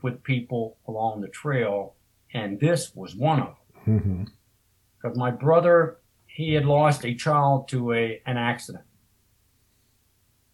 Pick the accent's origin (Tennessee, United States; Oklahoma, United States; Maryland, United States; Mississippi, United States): Maryland, United States; I am from Maryland. I live north of Baltimore